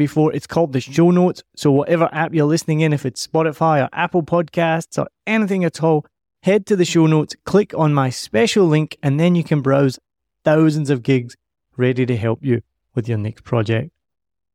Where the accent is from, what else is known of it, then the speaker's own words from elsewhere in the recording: Scotland, United Kingdom; now in Ho Chi Minh City, Vietnam; I'm from Scotland.